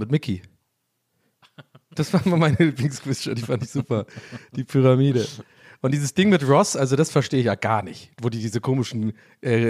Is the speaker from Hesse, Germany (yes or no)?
no; Cologne, North Rhine-Westphalia, Germany; born there; Ja, ich bin ja, ich bin ja am Friesenplatz geboren.